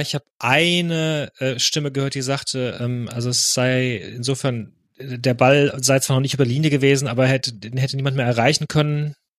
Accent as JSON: {"language": "German", "country": "Germany", "said": "als Deutsche"}